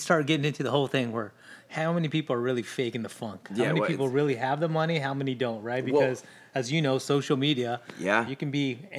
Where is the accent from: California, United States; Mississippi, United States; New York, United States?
California, United States; Long Beach; born there; also born or lived in Linwood / Watts / Maywood / Bell; So I was born in Long Beach. We lived in Linwood. From Linwood, we moved to Watts. From Watts, we moved to Maywood. From Maywood, we moved to Bell. We moved a lot.